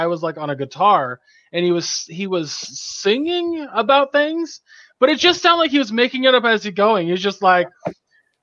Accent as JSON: {"language": "English", "region": "California", "country": "United States", "said": "I'm a Cali boy"}